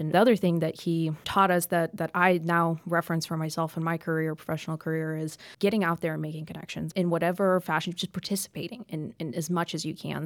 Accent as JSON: {"language": "English", "town": "Champaign", "region": "Illinois", "country": "United States", "tie": "born or raised there", "also_born_or_lived": "Denver", "moved": "as an adult", "lives_now": "Memphis, United States", "said": "I grew up in Champaign, Illinois"}